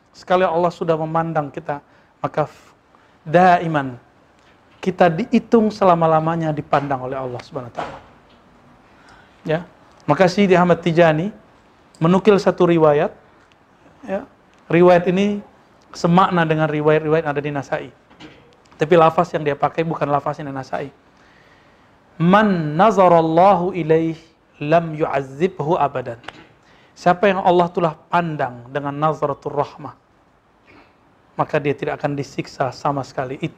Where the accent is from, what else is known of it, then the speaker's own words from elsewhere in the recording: West Sumatra, Indonesia; Dan walaupun dia orang Minang, saya orang Minang, saya nggak ngomong bahasa kecuali bahasa Arab sama dia dulu sama Musa nih.